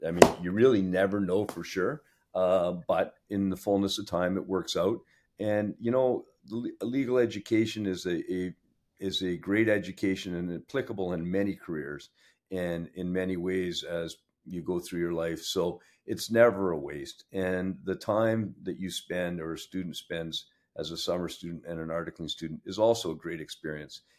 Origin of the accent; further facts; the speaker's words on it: Sudbury, Ontario, Canada; moved away; I grew up in Sudbury. Uh, it's my hometown